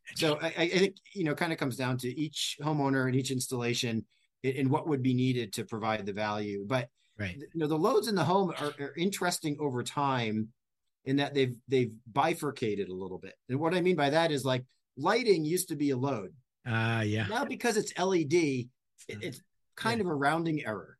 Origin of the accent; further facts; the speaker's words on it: New England, United States; moved away; I grew up in New England and we had hurricanes